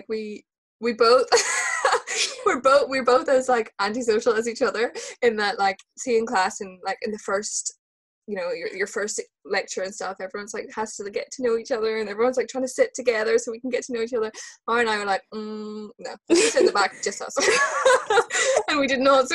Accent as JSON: {"language": "English", "region": "Northern Ireland", "country": "United Kingdom", "said": "I'm from Northern Ireland"}